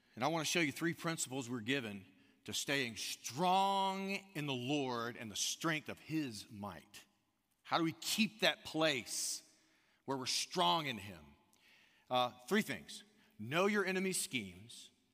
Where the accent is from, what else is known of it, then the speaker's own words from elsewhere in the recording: United States; now in Austin, United States; growing up on the Gulf Coast, um, it's South Alabama, Northwest Florida, right there, Pensacola, Gulf Shores kinda area